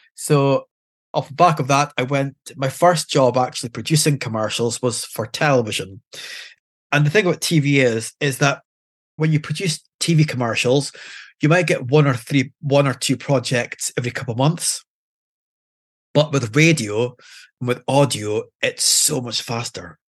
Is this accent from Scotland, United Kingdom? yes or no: yes; Aberdeen, Scotland, United Kingdom; I'm born and bred in Aberdeen